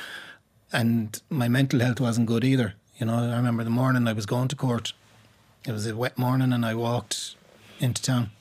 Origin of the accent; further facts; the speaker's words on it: Limerick, Munster, Ireland; I grew up in Moyross.